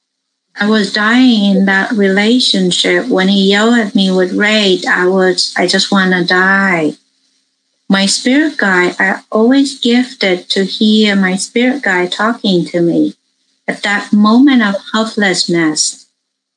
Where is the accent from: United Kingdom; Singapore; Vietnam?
Vietnam; now in United States; I grew up in Vietnam. I immigrated to America in 1980.